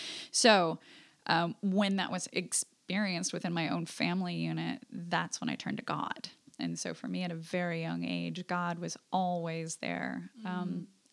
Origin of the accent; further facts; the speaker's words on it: Alaska, United States; moved away; I was in Alaska. I'm from Alaska originally.